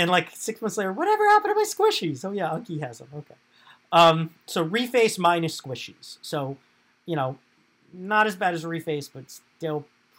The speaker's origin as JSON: {"language": "English", "town": "New York City", "region": "New York", "country": "United States", "tie": "born or raised there", "moved": "yes", "said": "We're both expats from New York, New York."}